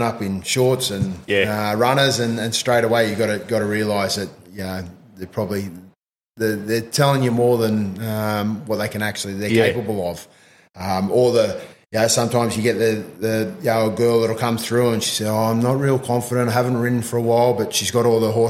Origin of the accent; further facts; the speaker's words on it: Jindabyne, New South Wales, Australia; also born or lived in Berridale / Cooma; I actually come from a small country town called Berridale. Yep. I grew up mostly in Jindabyne.